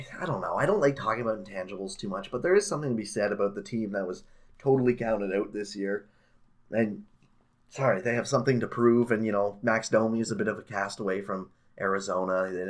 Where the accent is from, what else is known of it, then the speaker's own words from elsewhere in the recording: Canada; as a Canadian.